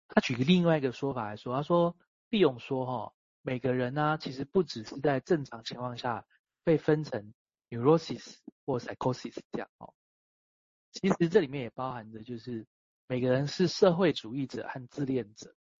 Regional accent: Taiwan; 我出生在台湾嘛

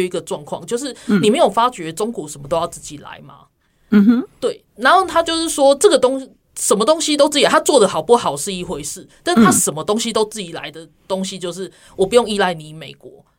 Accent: Taiwan; 不过我觉得大家都都去支持我们台湾人自己的平台的时候，而且好好使用它

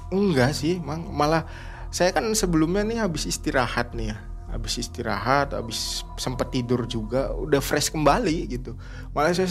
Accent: West Java, Indonesia; iya pak saya dari Jawa Barat saya bilang ini saya habis ngirim dari Jember

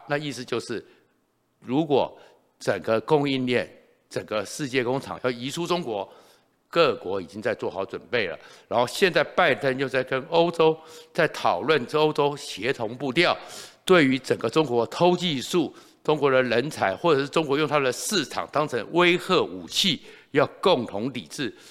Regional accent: Taiwan; 我们台湾人

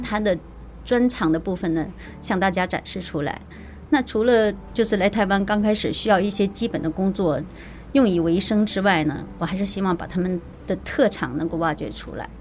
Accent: Shenyang, Liaoning, China; moved away as an adult; also born or lived in Liujiao, Chiayi, Taiwan; now in Puzi, Taiwan; 我来自于，呃，中国辽宁沈阳

